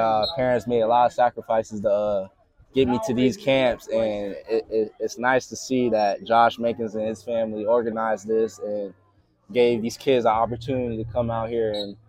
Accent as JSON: {"language": "English", "region": "New York", "country": "United States", "also_born_or_lived": "Louisville", "moved": "yes", "lives_now": "Arizona, United States", "said": "I'm originally from New York, currently live in Arizona"}